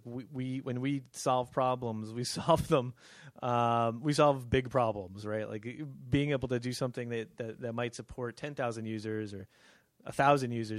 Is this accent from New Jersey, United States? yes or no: yes; New Jersey, United States; moved away as an adult; also born or lived in California / Pennington, New Jersey; I'm originally from New Jersey